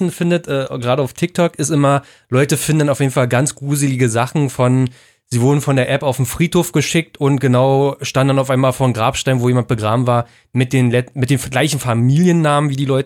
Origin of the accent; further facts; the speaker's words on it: Brandenburg, Germany; die so typisch Brandenburg sind für mich. Ja, so Heimat letzten Endes, weil es ja in der Ecke ist, wo ich aufgewachsen bin.